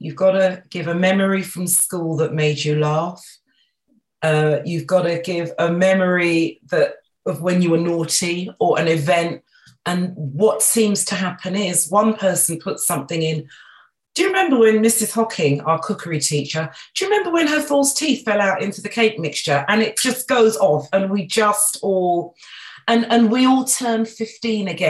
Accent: London, United Kingdom; So I grew up in Northwest London, and yes, my parents came over from Barbados

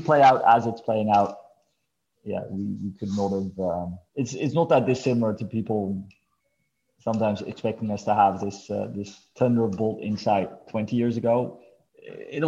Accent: Amsterdam, North Holland, Netherlands; moved away; also born or lived in Los Angeles / Mexico City; born and raised in Amsterdam, but definitely see LA and Mexico City as home.

